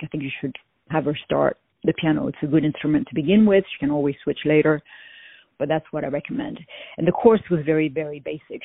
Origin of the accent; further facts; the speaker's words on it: France; accent: French; now in United States; people always guess that I come from France.